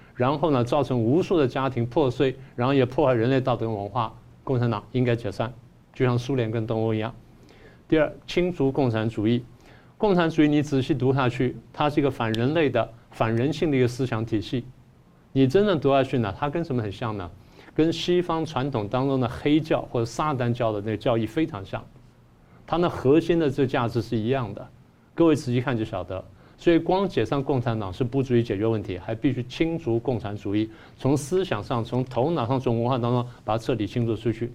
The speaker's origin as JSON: {"language": "Chinese", "country": "Taiwan", "said": "我们台湾人"}